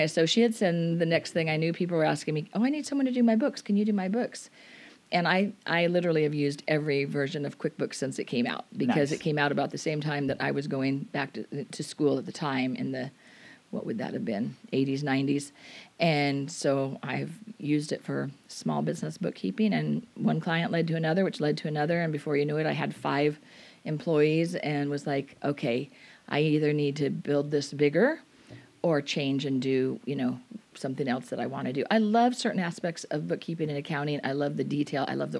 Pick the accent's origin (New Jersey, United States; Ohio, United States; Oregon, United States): Oregon, United States; Portland; moved away as an adult; also born or lived in Southern California / Washington State; now in Washington, United States; Well, the first part of my life, I was born in Southern California. Okay. And then shortly after that, we moved to the Portland, Oregon area. So I was there through my high school years. And then ever since attending college, I've been in Washington State.